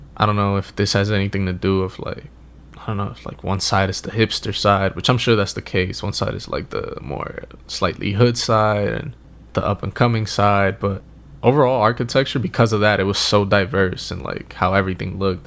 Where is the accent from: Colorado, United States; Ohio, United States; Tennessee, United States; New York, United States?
New York, United States; now in Los Angeles, United States; I'm from New York